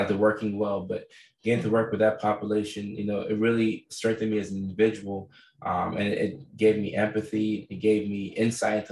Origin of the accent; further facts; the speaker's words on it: Nashville, Tennessee, United States; also born or lived in Atlanta, Georgia / Norway; growing up in Nashville, Tennessee, between Nashville and Atlanta, I met so many different people. And keep in mind, I spent the first 6 years of my life in Norway.